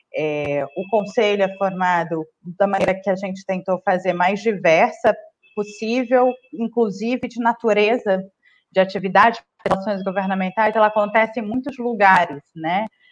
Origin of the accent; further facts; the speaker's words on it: Northeast Region, Brazil; also born or lived in Maranhão / Brasília; now in São Paulo, Brazil; eu sou né, nordestina